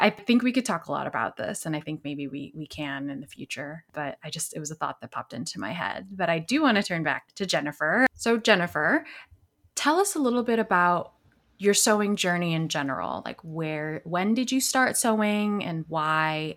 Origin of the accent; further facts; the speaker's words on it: suburbs of Chicago, Illinois, United States; I grew up in a, in a similar situation, it, where, in the suburbs of Chicago